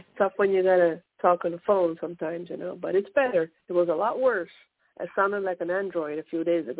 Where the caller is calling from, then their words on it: Pennsylvania, United States; I'm calling from Pennsylvania.